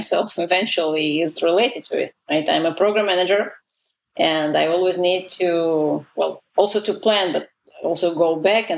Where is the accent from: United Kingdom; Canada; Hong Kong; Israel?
Israel; first language Russian; English is a second language; moved away as an adult; also born or lived in Soviet Union; now in United States; I immigrated to Israel when I was 11 from the Soviet Union